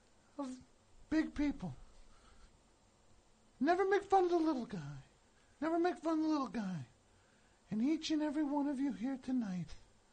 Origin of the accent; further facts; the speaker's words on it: Highland Park, New Jersey, United States; also born or lived in Guam; I was born in Guam. I'm not from Guam. From New Jersey. Highland Park, baby.